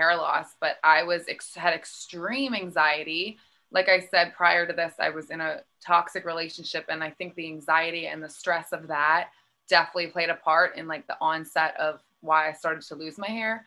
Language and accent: English; Philadelphia, Pennsylvania, United States; I'm from Philly, Pennsylvania, East Coast. I grew up there